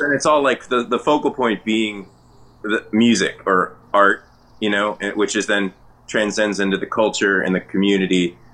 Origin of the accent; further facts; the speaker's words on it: the Bay Area, California, United States; I grew up in the Bay